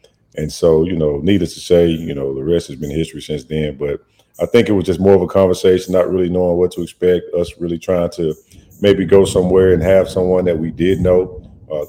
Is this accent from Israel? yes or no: no; Ruston, Louisiana, United States; I grew up in Ruston, Louisiana